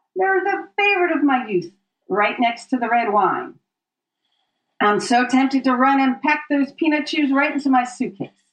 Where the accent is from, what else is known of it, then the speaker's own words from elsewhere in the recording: Philadelphia, Pennsylvania, United States; moved away as an adult; also born or lived in New York City; I grew up in the Philadelphia area